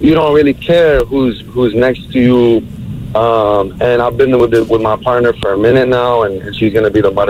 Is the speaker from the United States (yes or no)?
no; Lebanon; I'm from Lebanon. Shout out to all my Lebanese